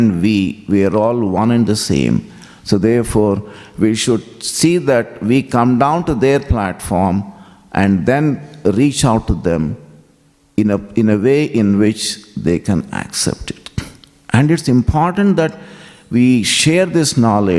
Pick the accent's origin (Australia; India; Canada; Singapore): India; South India; I'm coming from South India, speak Telugu, married a Tamilian